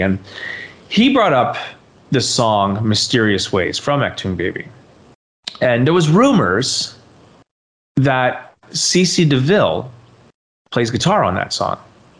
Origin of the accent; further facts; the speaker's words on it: Ireland; Okay, so being an Irish kid as well, I should be saying I like them, but I don't.